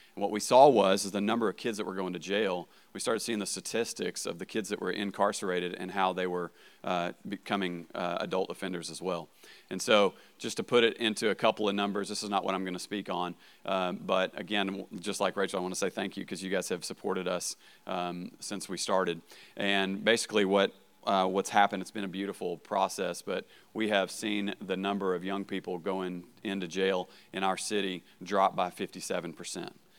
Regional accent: Arkansas, United States; also born or lived in Marshfield, Missouri; I'm from Arkansas

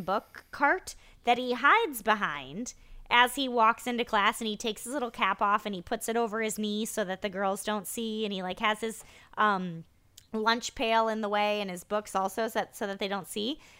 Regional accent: Iowa, United States; I grew up in Iowa

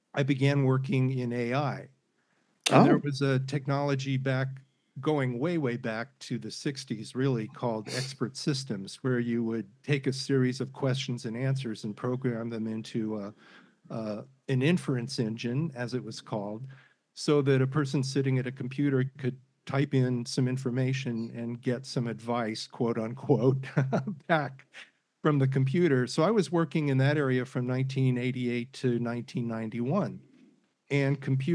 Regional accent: Anaheim, California, United States; also born or lived in Chicago / St. Paul; now in San Francisco Bay Area, United States; grew up in Southern California, went to grammar school in Anaheim, went to high school in Huntington Beach, Orange County, great place to grow up

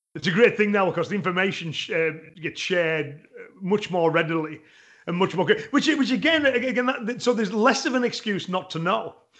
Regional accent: England, United Kingdom; me as an Englishman

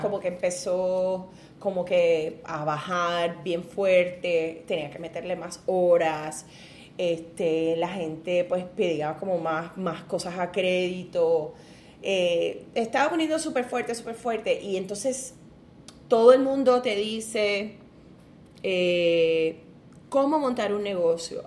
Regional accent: Ponce, Puerto Rico; viví pues en un caserío, ahí fue donde me crié, en Ponce, en el caserío Pedro Rosalí

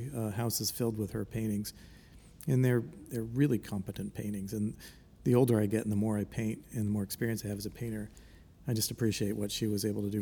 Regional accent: Palmer, Massachusetts, United States; also born or lived in Philadelphia, Pennsylvania / New Haven, Connecticut; now in New York City, United States; I'm from Palmer, Massachusetts, which is a western Massachusetts town

